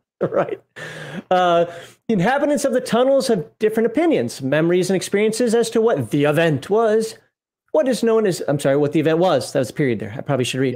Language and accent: English; United States; moved away; also born or lived in Germany; I'm an American